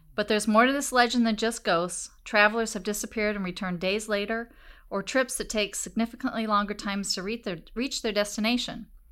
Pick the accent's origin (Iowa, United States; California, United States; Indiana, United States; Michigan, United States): Iowa, United States; Des Moines; when I was a kid and I was growing up in Des Moines